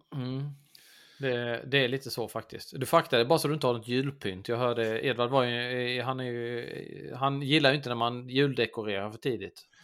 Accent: Blekinge, Sweden; Jag kommer ju från Blekinge

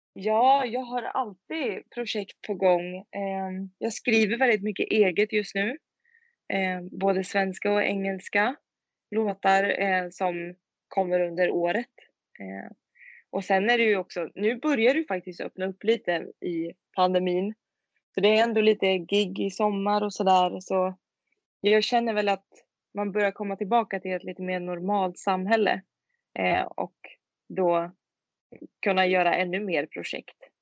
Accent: Tidaholm, Västra Götaland, Sweden; moved away as an adult; also born or lived in Skövde; now in Örebro, Sweden; Kommer i, ursprungligen från en liten, liten stad som heter Tidaholm i Skaraborg. Men jag bor nu i Örebro sedan fem år tillbaka

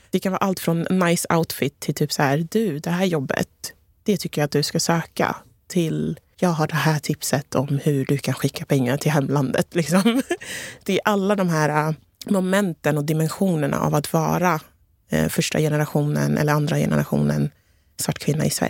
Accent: Togo; now in Sweden; Från Ghana, jag är från Togo så det är ganska liknande kulturer.

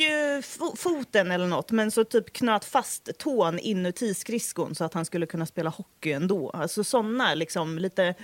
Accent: Degerfors, Örebro County, Sweden; jag är från Degerfors. Vi svetsar stål hela dagarna

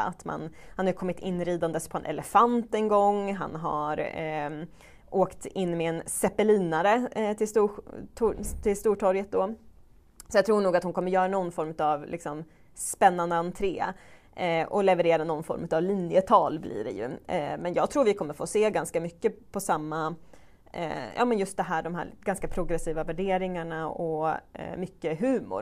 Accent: Strömsund, Jämtland, Sweden; min hemkommun Strömsund

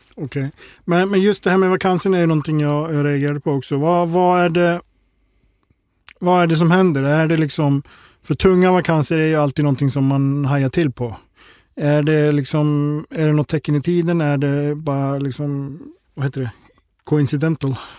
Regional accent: Gothenburg, Västra Götaland, Sweden; som göteborgare

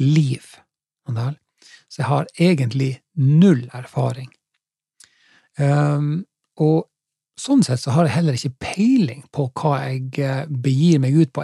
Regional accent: Finnsnes, Troms, Norway; also born or lived in Haugesund district; now in Haugesund, Norway; Etter at jeg vokste opp på, på, på Finnsnes, i Troms, så, eh, så flytta jeg jo hit til i Haugesundsdistriktet

